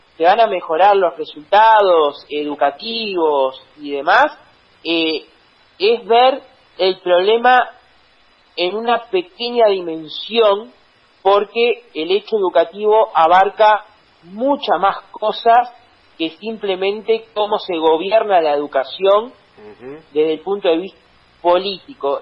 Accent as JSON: {"language": "Spanish", "region": "Canelones", "country": "Uruguay", "said": "acá en, en mi pueblo donde la fiesta de Santa Rosa era un verdadero espectáculo"}